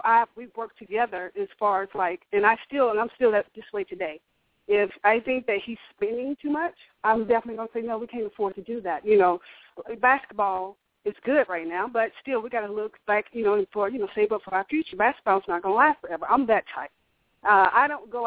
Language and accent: English; Alabama, United States; I'm from the country. I'm from Alabama.